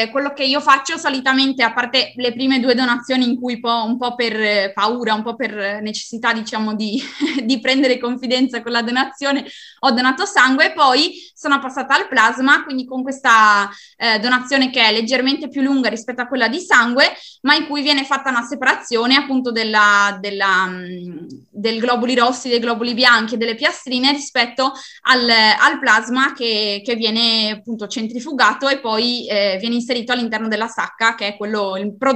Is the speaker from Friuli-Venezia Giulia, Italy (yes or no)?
yes; Fagagna, Friuli-Venezia Giulia, Italy; Io vengo da Fagagna, in provincia di Udine.